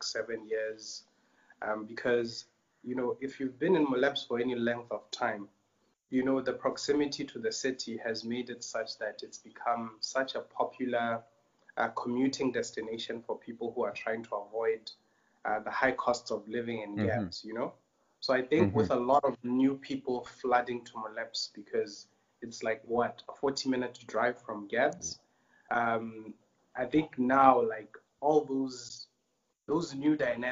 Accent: Botswana; moved away as an adult; now in Tanzania; So I'm pretty much like a bred in Botswana boy

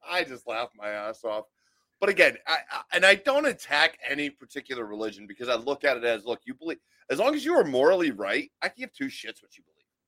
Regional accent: Western Pennsylvania, United States; moved away as an adult; also born or lived in Pitcairn, Pennsylvania / Monroeville, Pennsylvania / Altoona, Pennsylvania / Blairsville, Pennsylvania; I grew up in the city. I grew up like uh, basically in the ghetto

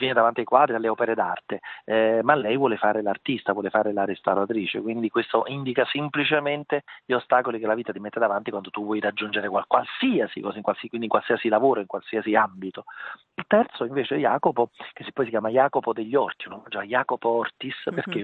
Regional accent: Naples, Campania, Italy; il nome della mia città, ovviamente è un omaggio alla mia terra, alla mia città

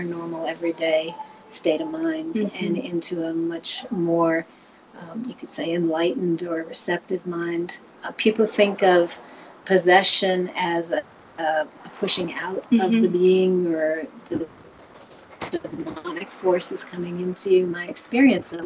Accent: United States; as an American

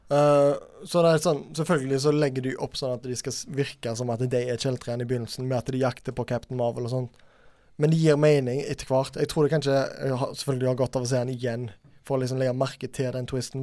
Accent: Norway; vi som nordmenn

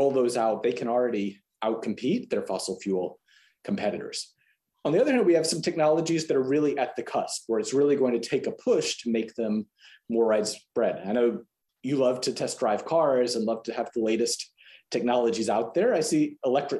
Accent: Texas, United States; as a Texan

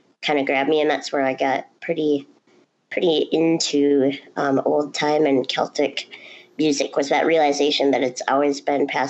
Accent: Duluth, Minnesota, United States; transferred home to my hometown in Duluth, Minnesota

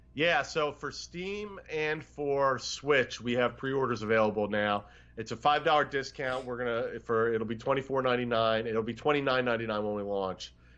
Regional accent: Philadelphia, Pennsylvania, United States; the restaurant I grew up in around Philadelphia area

